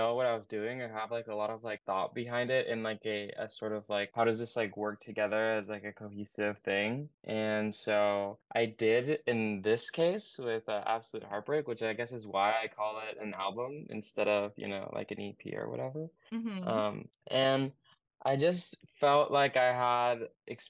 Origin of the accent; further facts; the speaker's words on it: Oregon, United States; I'm from Oregon, and I make like indie pop.